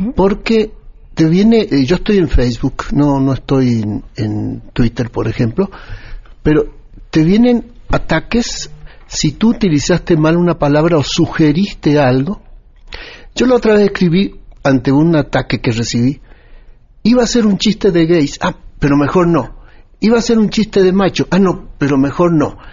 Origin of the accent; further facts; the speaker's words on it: Argentina; now in Mexico; yo hace 40 años vivo en México, soy nacido en Argentina